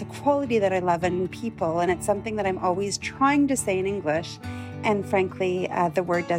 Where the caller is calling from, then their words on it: Ottawa, Ontario, Canada; I'm calling from Ottawa, Canada.